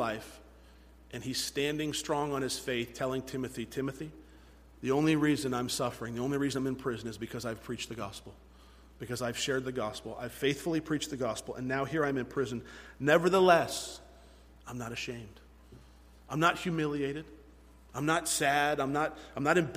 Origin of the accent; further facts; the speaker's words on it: United States; we fall short as American Christians